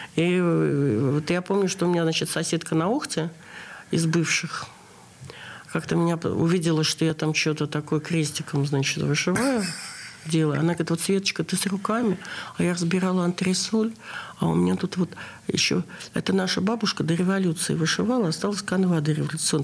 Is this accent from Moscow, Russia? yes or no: no; Saint Petersburg, Russia; Я родилась в Ленинграде